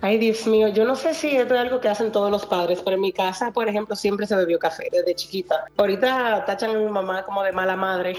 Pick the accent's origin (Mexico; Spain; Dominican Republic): Dominican Republic; los dominicanos, sobre nosotros